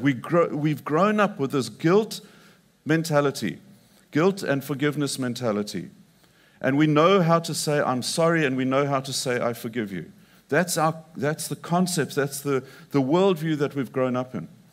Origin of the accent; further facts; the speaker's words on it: Zimbabwe; moved away; also born or lived in Mongolia; I grew up in Zimbabwe and I grew up on a cattle ranch